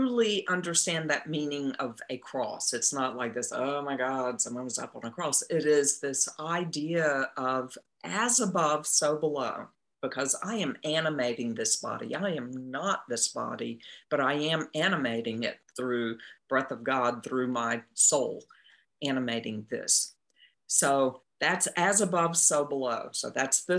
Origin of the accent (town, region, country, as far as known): Eastern North Carolina, United States; born or raised there